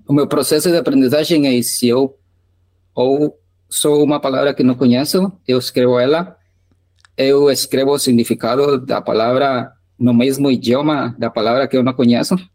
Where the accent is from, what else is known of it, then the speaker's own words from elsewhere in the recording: Guatemala; first language Spanish; Portuguese is a second language; eu sou da Guatemala, eu ainda moro aqui